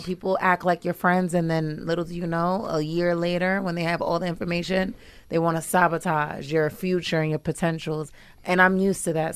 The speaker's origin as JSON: {"language": "English", "region": "New York", "country": "United States", "tie": "born or raised there", "also_born_or_lived": "New Jersey", "moved": "as an adult", "lives_now": "Uganda", "said": "I was raised in New York"}